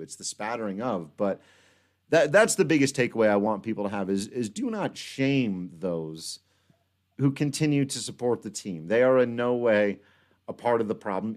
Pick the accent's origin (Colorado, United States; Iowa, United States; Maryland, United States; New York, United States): Colorado, United States; Western Slope; now in Denver, United States; growing up on the Western Slope